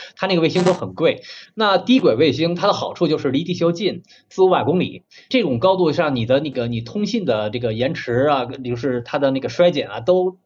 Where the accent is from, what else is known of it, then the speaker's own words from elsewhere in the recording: China; 我们中国人